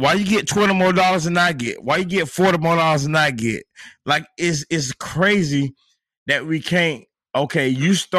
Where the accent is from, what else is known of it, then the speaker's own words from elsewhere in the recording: Monticello, Florida, United States; I got a homeboy that I grew up with in Monticello, Florida